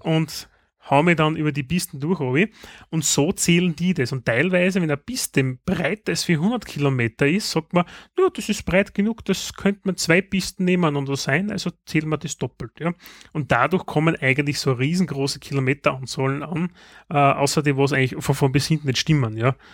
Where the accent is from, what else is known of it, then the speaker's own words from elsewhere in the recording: Styria, Austria; bei uns in der Steiermark